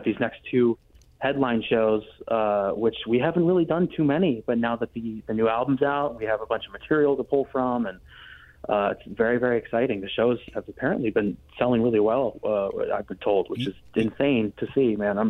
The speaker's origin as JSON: {"language": "English", "town": "Los Angeles", "region": "California", "country": "United States", "tie": "born or raised there", "said": "SoFi at LA, my hometown."}